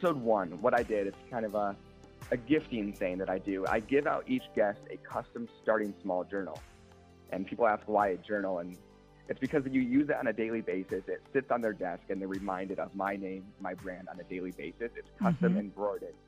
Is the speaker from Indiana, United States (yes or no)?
yes; South Bend, Indiana, United States; I am a Michiana native born and raised in South Bend